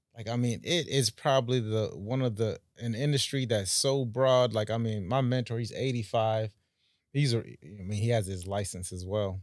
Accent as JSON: {"language": "English", "country": "Jamaica", "moved": "yes", "lives_now": "Palm Beach, United States", "said": "I'm from the Caribbean, so oh, okay, uh, Jamaica"}